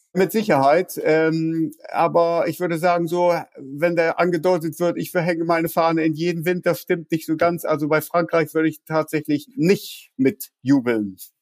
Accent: Germany; now in London, United Kingdom; ich bin mittlerweile, naja, ich würde sagen, mehr Brite als Deutsche. 36 äh, Jahre in Großbritannien, britischer Staatsbürger

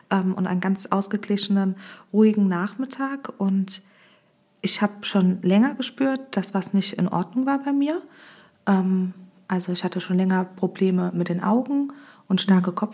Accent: Hömberg, Germany; Ich komme aus Hömberg und bin 31 Jahre alt.

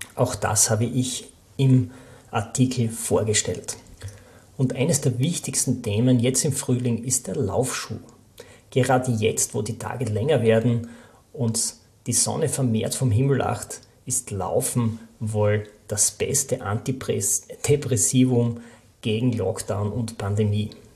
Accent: Austria; Bei uns in Österreich

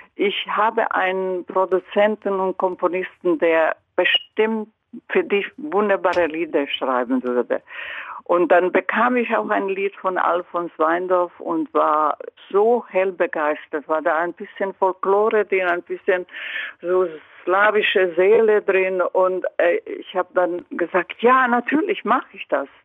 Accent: Croatia; German is a second language; moved away; in meiner Heimat

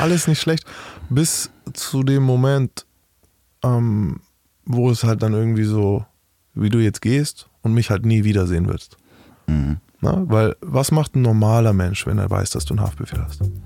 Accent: Bavaria, Germany; Ich bin aus Bayern.

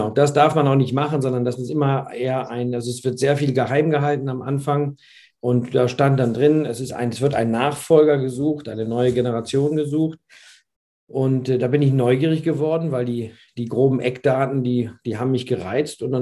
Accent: Bremen, Germany; born there; Aber wir sind Bremer oder ich bin Bremer, ja. Gebürtiger.

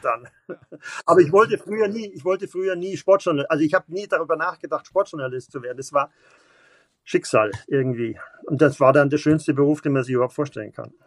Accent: Munich, Bavaria, Germany; Auch als Bayer, äh, Bayer und äh, als, als Münchner hier

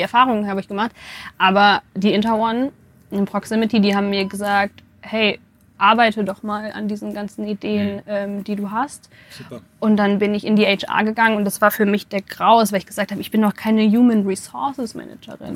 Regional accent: Bielefeld, North Rhine-Westphalia, Germany; Ich komme, jetzt bin ich gespannt, ähm, aus Bielefeld. Ich bin in Bielefeld geboren.

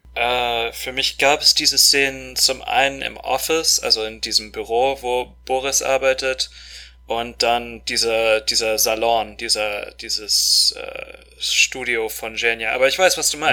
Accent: Moscow, Russia; moved away as an adult; now in Germany; Wir sind in Moskau groß geworden, auch volljährig geworden. Wir sind zur gleichen Schule gegangen

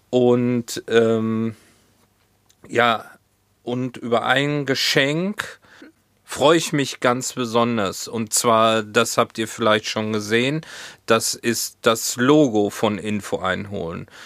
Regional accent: Hohenlimburg, North Rhine-Westphalia, Germany; now in Hamburg, Germany; hier in Hamburg gibt's nichts dergleichen ähm, wie diese Pommesbude aus Hohenlimburg.

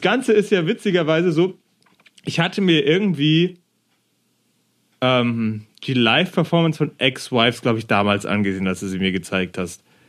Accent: Germany; ich als Deutscher, der nie ein ja. Jahr in England verbracht hat

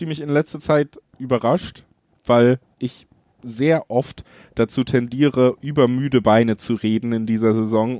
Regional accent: Cologne, North Rhine-Westphalia, Germany; ich komme ja selber aus Köln

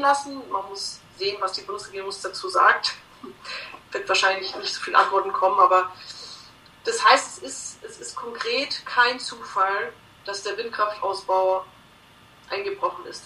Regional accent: Bavaria, Germany; bei uns in Bayern

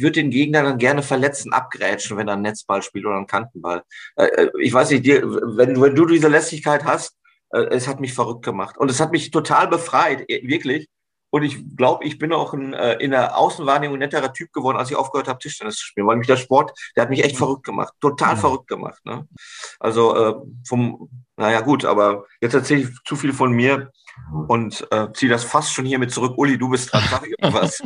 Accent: North Rhine-Westphalia, Germany; als Westfale

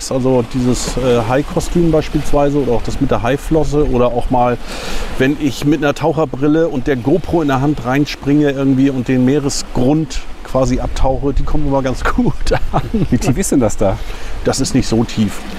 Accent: Puttgarden, Schleswig-Holstein, Germany; Äh, ich bin im Nachbarort groß geworden, in Puttgarden, äh, bin auf Fehmarn geboren und bin schon damals mit meinen Kumpels und Freunden immer mit dem Hollandrad hergefahren.

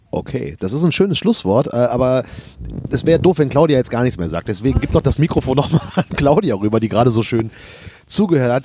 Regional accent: Rhineland, Germany; ich bin Rheinländer

